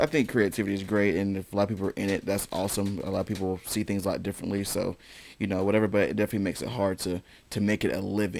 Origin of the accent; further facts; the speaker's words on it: High Point, North Carolina, United States; when I grew up in High Point